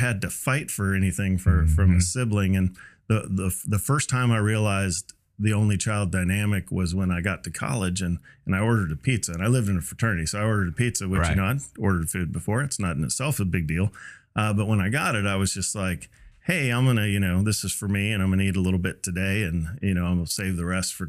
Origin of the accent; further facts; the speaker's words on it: Cincinnati, Ohio, United States; also born or lived in Mobile, Alabama / Florida / California / D.C.; I was born in Mobile, Alabama. And then, you know, bounced around to Florida, out to California, D.C., Iowa, and then into Cincinnati for kind of what I would call the formative years.